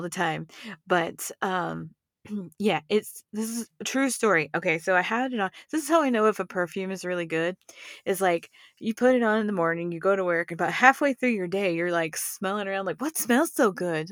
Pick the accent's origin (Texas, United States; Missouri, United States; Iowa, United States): Texas, United States; now in Colorado, United States; I'm from Texas